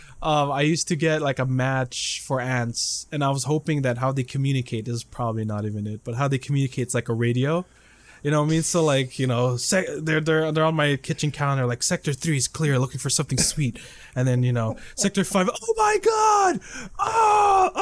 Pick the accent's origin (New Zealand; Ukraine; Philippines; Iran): Philippines; now in United States; I'm from the Philippines